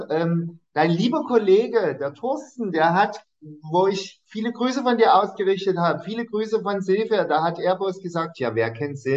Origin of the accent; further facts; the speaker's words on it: Dresden, Saxony, Germany; Und ich sagte so, ich komme aus Dresden.